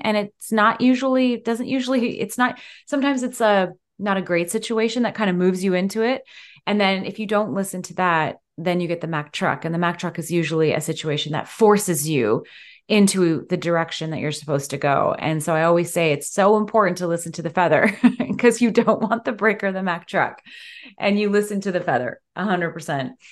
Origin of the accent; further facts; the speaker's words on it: London, Ontario, Canada; my hometown, London, Ontario